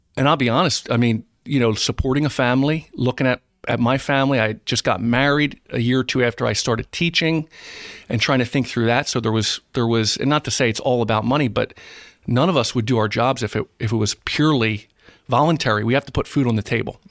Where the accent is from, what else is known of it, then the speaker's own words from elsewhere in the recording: East Greenwich, New Jersey, United States; I was raised in East Greenwich